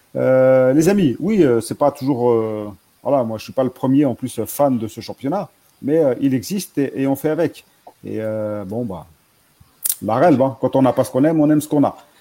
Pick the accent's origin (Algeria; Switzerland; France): Algeria; on est algérien